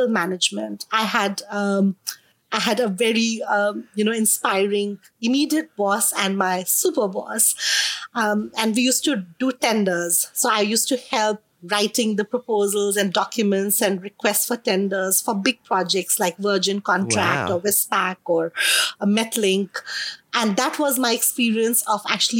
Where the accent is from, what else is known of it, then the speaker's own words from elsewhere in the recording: India; accent: Indian; moved away as an adult; now in Melbourne, Australia; being an Indian